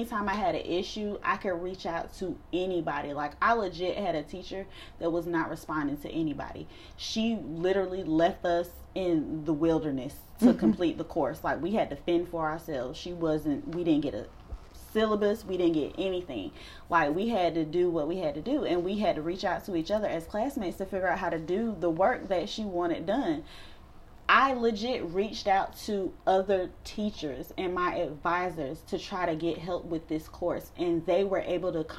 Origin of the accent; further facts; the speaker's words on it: Durham, North Carolina, United States; I am from Durham